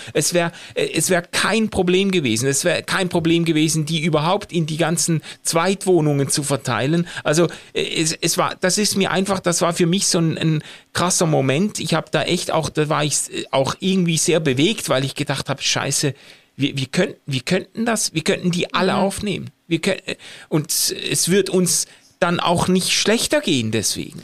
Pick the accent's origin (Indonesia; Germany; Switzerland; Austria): Switzerland; als Schweizer